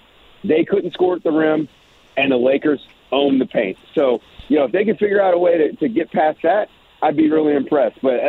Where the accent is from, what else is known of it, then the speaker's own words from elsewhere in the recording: Richmond, Virginia, United States; I'm from Richmond, Virginia